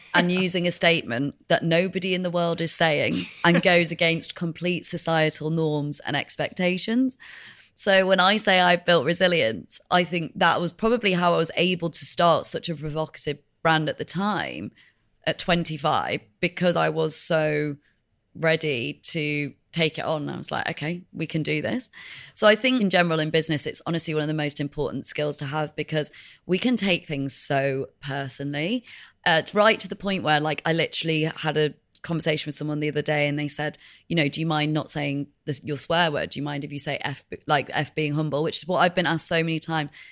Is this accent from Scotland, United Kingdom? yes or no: no; Leeds, Yorkshire and the Humber, United Kingdom; also born or lived in Madrid, Spain; we came back to the U K, and we lived in Leeds, which is the north of England